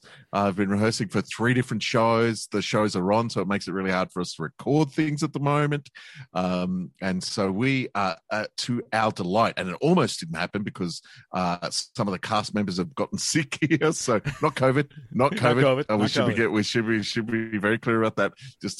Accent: Australia; In Australia, we call them the noughties.

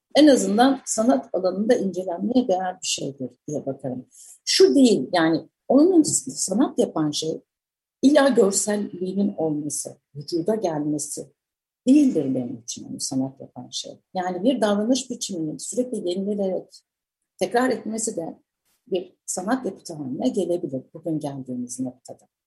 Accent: Samsun, Turkey; moved away; büyürken çocukluğum ve gençliğimin bir kısmı, e, Samsun'daydı

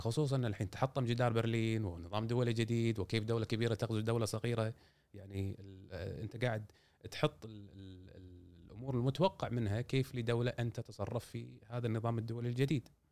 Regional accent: Kuwait; إحنا عندنا في الكويت

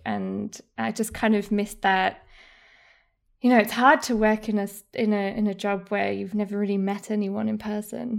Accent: Munich, Bavaria, Germany; accent: posh English; moved away as an adult; also born or lived in United Kingdom; I was born and raised in Munich

